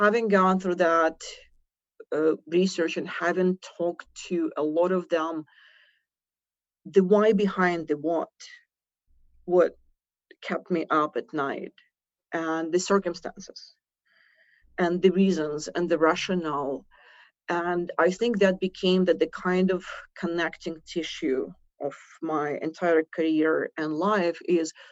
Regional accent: Ukraine; accent: Russian; moved away as an adult; I was born in Ukraine. The accent is Russian. The passport is British

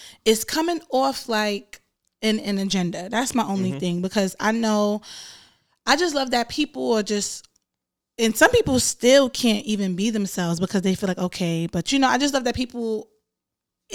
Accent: Jamaica; I'm Jamaican

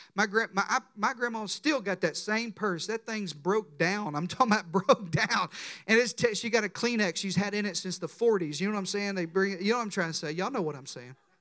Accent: Deep South, United States; I was raised in the Deep South

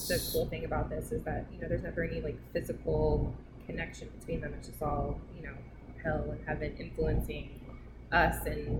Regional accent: Iowa, United States; When I was a kid, I grew up in Iowa, so there's a lot of creepy places in Iowa.

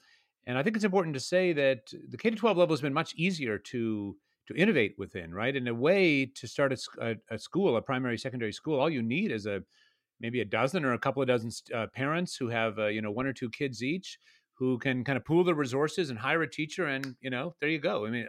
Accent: Canada; Though I grew up in Canada, it might be the case that there is more of a receptivity to such a project here in Georgia than there might be in other places.

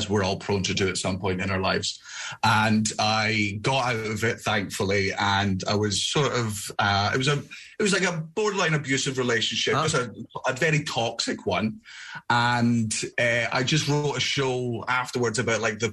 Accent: Scotland, United Kingdom; I'm Scottish

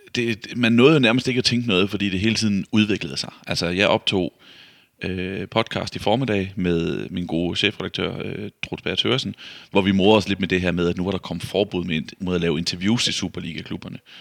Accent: Vejle, Southern Denmark, Denmark; Vejle, som er jo der, hvor jeg kommer fra

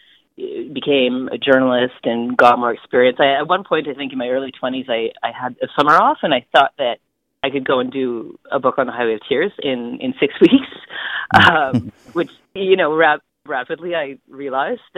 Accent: Smithers, British Columbia, Canada; also born or lived in Haida Gwaii / Hazelton; moved to a little community called Hazelton when I was 3 or so, and then to a rural area outside of Smithers

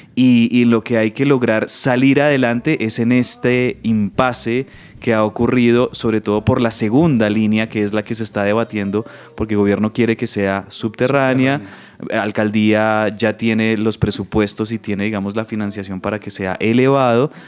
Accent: Bogotá, Colombia; la vida nuestra como bogotanos

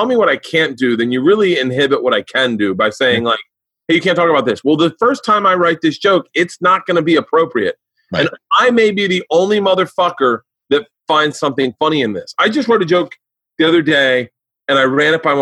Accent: Tampa, Florida, United States; moved away; I grew up in Florida

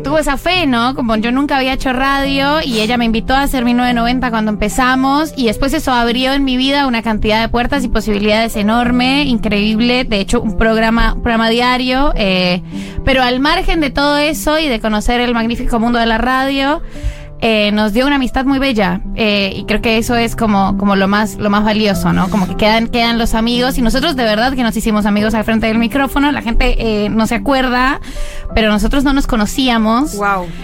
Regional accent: Colombia; now in Argentina; yo soy colombiana

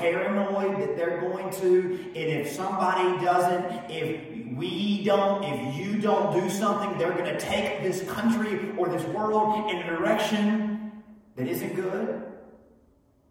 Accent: United States; we are, of course, proud of our country and bold as Americans

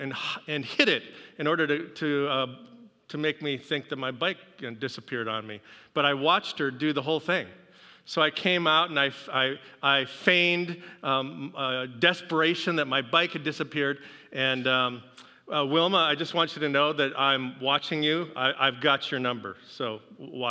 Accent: Seattle, Washington, United States; moved away; I come from Seattle

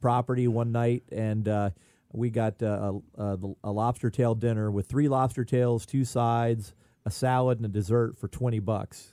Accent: Indian Rocks Beach, Florida, United States; I grew up on Indian Rocks Beach fishing the Indian Rocks Pier

